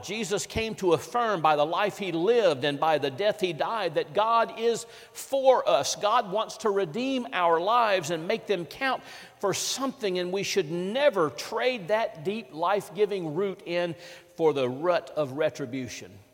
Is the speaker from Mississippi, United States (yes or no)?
yes; Vicksburg, Mississippi, United States; in my hometown of Vicksburg, Mississippi